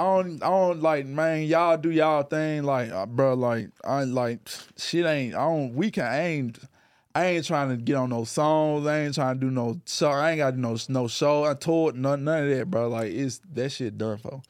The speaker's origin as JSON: {"language": "English", "town": "Memphis", "region": "Tennessee", "country": "United States", "tie": "born or raised there", "said": "growing up in Memphis"}